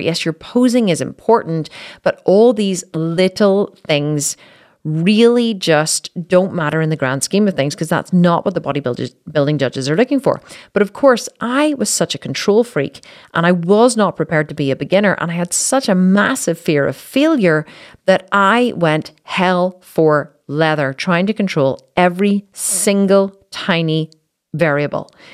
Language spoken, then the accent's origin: English; Belfast, Northern Ireland, United Kingdom; in Belfast, my hometown